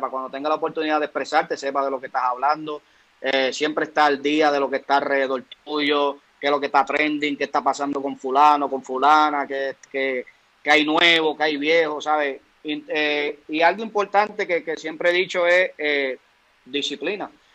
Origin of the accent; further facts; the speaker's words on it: Aguadilla, Puerto Rico; yo vengo de Aguadilla